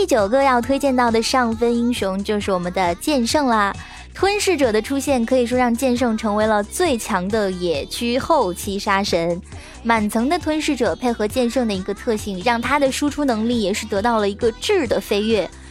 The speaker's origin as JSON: {"language": "Chinese", "region": "northern China", "country": "China", "also_born_or_lived": "Nanjing", "said": "作为一个北方人"}